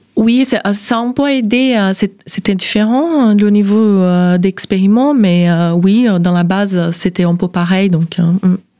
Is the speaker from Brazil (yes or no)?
yes; southeastern Brazil, Brazil; French is a second language; moved away as an adult; now in Nancy, France; je suis brésilienne, de sud-est